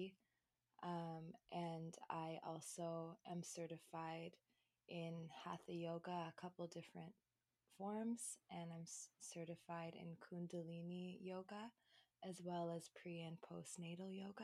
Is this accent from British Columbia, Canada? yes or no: no; Toronto, Ontario, Canada; I was born and raised in Toronto, Canada, in the East End